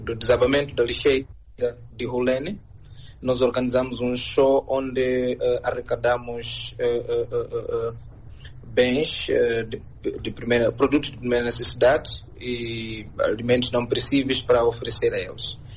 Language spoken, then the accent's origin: Portuguese; Mozambique; sendo moçambicano